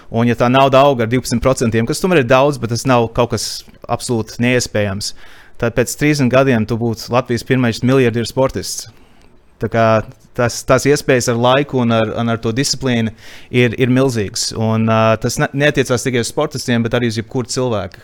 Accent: Canada; now in Latvia; es dzimu Latviešu ģimenē Kanādā un nodzīvoju savu, savu pirmo dzīves posmu Kanādā

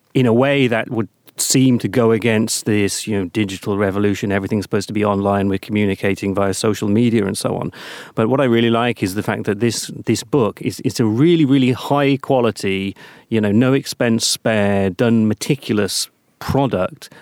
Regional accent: United Kingdom; now in Latvia; being British

